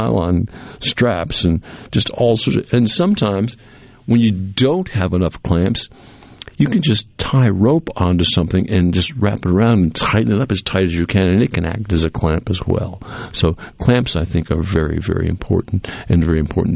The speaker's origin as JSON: {"language": "English", "region": "New England", "country": "United States", "tie": "born or raised there", "also_born_or_lived": "central Mississippi", "moved": "yes", "lives_now": "Mississippi, United States", "said": "I grew up in New England, right on the water"}